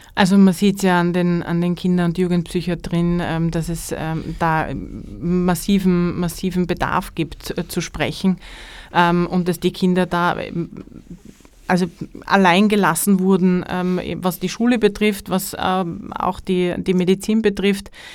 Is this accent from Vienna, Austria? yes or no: no; Carinthia, Austria; now in Styria, Austria; gebürtige Kärntnerin mit dem Herzen in, in Kärnten verwurzelt